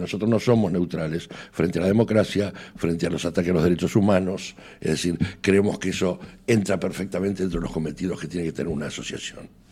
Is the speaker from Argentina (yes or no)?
yes; Argentina; now in Spain; tanto él como yo tenemos nacionalidad española, o sea, no contaríamos como argentinos